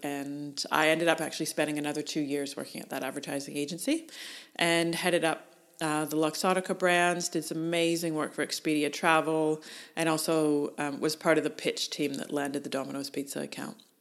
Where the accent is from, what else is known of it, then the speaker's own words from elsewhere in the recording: Canada; moved away as an adult; now in Australia; As a Canadian